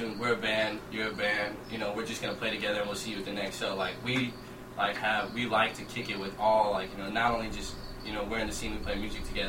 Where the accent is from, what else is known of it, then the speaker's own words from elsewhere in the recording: Hayward, California, United States; growing up in Hayward.